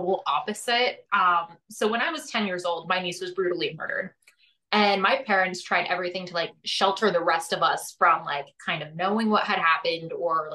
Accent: Scranton, Pennsylvania, United States; moved away; also born or lived in Pittsburgh, Pennsylvania; I'm from Scranton

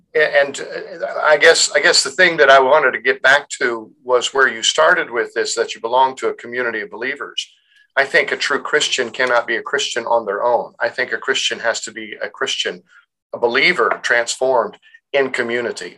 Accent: United States; are we culturally American because we grew up in America?

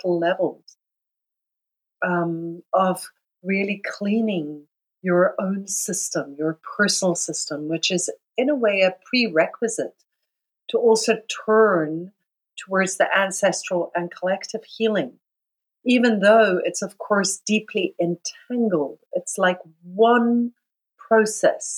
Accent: South Africa; I grew up in South Africa, so I grew up in a system called apartheid

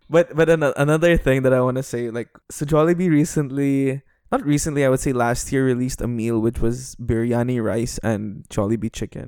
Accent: Dubai, United Arab Emirates; accent: international Western accent with Filipino twang; I'm half Indian, half Filipino, born and raised in Dubai

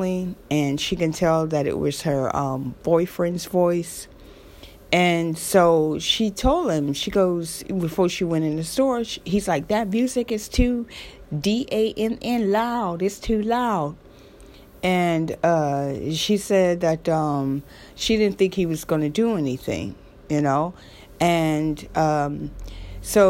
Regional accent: Florida, United States; I'm from Florida

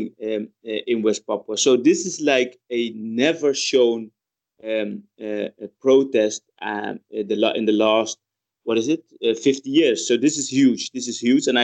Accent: Netherlands; I grew up in the Netherlands

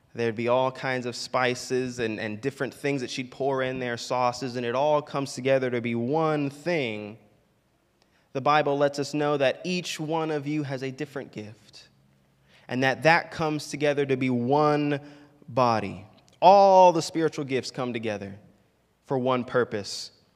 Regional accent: Orlando, Florida, United States; growing up in Orlando

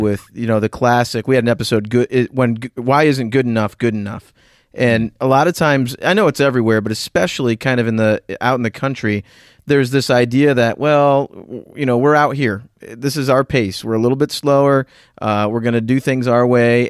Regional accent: Northeast, United States; also born or lived in Southwest Florida / North Central Pennsylvania; now in Pennsylvania, United States; I grew up in the Northeast in a rural environment.

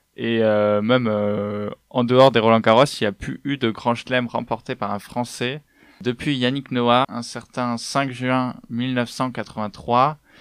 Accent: Bordeaux, Nouvelle-Aquitaine, France; je viens de Bordeaux

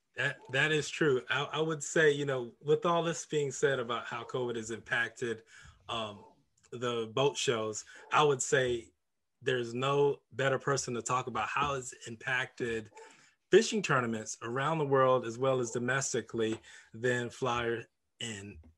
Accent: St. Petersburg, Florida, United States; my hometown

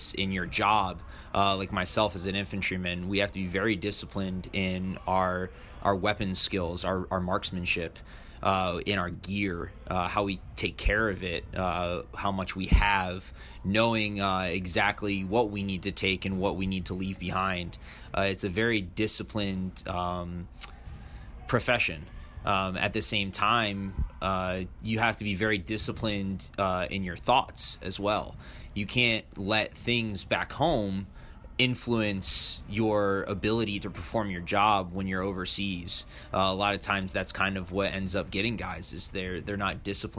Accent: Lake Mary, Florida, United States; moved away as an adult; also born or lived in Fort Carson, Colorado; now in New Jersey, United States; I enlisted out of my hometown in Lake Mary, Florida, where I grew up for the majority of my life

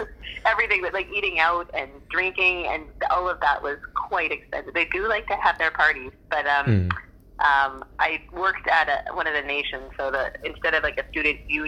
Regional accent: Delta, British Columbia, Canada; I grew up in North Delta and went to UBC, did 3 degrees there, and then came and settled here.

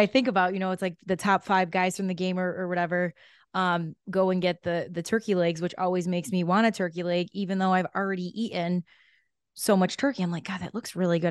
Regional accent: Chicago, Illinois, United States; moved away; I'm a Chicago girl

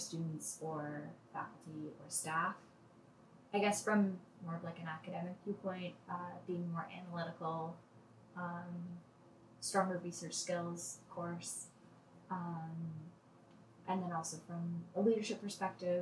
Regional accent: Toronto, Ontario, Canada; I grew up in Toronto, lived in Toronto my whole life.

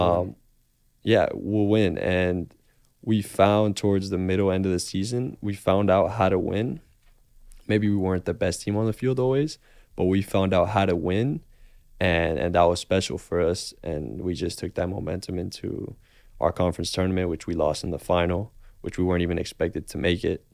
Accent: Miami, Florida, United States; moved away as an adult; also born or lived in Boston; I was born and raised in Miami

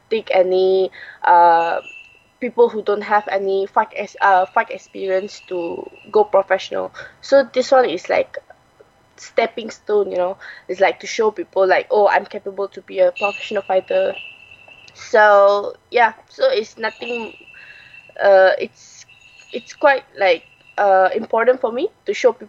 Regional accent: Malaysia; born or raised there

